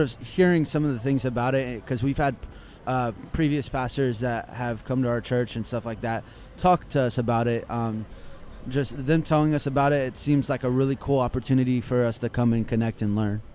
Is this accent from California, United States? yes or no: no; Lakeland, Florida, United States; I'm actually from Lakeland, Florida